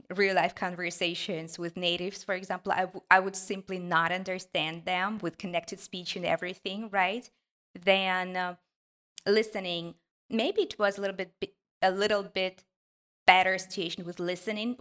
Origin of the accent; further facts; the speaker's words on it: Ukraine; English is a second language; I'm from a small city in Ukraine